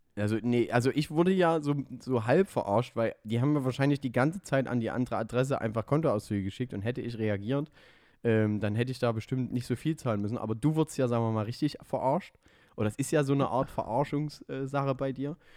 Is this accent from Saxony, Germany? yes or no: yes; Döbeln, Saxony, Germany; moved away; was meine Heimatstadt ist. Döbeln